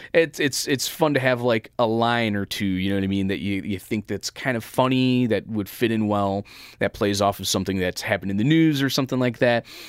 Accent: Chicago, Illinois, United States; this is my hometown

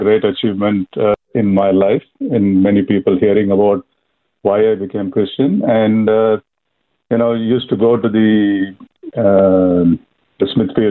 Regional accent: India; moved away as an adult; now in Australia; I'm from India, so born for Hindu parents. I came to Australia in 92

